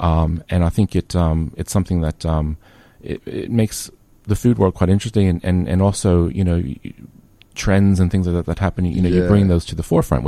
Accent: United States; accent: American; now in Melbourne, Australia; It's my American accent.

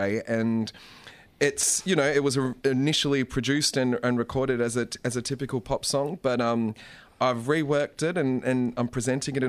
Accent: Melbourne, Victoria, Australia; the Melbourne Symphony Orchestra in my hometown

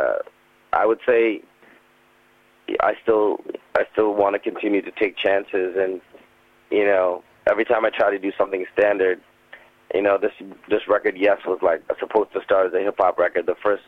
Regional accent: Canada; also born or lived in Trinidad and Tobago; And it was interesting being a Canadian in Trinidad, looking like everyone else, but not speaking like them, and then coming back to Canada and then not looking like anyone else, but speaking like them.

